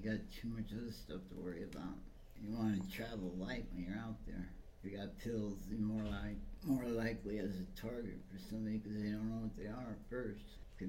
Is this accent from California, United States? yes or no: yes; California, United States; now in San Francisco, United States; East Bay.